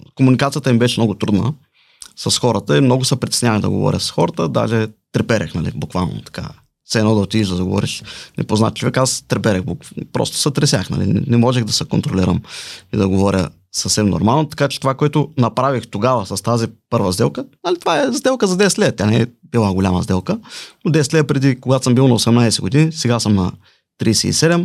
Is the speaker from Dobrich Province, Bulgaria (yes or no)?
yes; Balchik, Dobrich Province, Bulgaria; now in Plovdiv, Bulgaria; Живея в Плодив, родом съм от Бълчик.